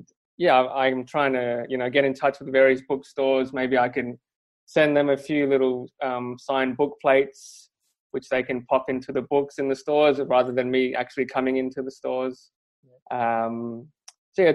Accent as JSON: {"language": "English", "town": "Perth", "region": "Western Australia", "country": "Australia", "tie": "born or raised there", "said": "I'm from Perth. I grew up in Perth, which is even smaller than Melbourne and Sydney"}